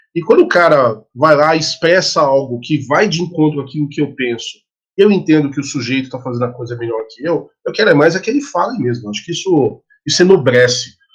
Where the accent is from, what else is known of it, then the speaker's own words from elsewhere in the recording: Brazil; a gente é brasileiro